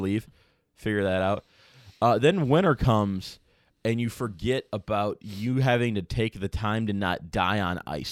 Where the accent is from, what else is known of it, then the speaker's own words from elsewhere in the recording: Chicago, Illinois, United States; moved away as an adult; now in Iowa, United States; growing up in Chicago